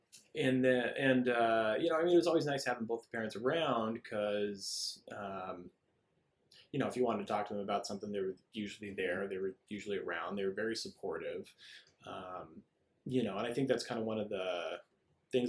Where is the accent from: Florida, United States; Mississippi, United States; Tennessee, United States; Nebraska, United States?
Nebraska, United States; Omaha; now in Arizona, United States; I grew up in Omaha, Nebraska